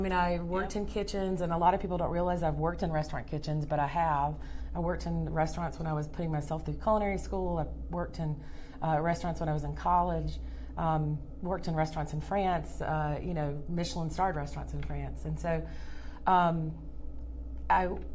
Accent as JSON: {"language": "English", "area": "Louisiana and Georgia", "region": "the South", "country": "United States", "tie": "born or raised there", "said": "growing up in Louisiana and Georgia"}